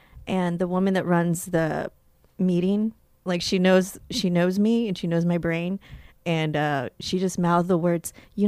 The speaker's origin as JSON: {"language": "English", "region": "Texas", "country": "United States", "also_born_or_lived": "San Antonio, Texas / Austin, Texas", "moved": "as an adult", "lives_now": "New York City, United States", "said": "I'm originally from Texas."}